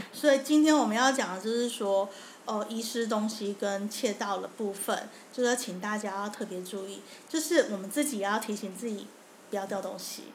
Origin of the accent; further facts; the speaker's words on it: Taiwan; 我们台湾人出门会带好多钱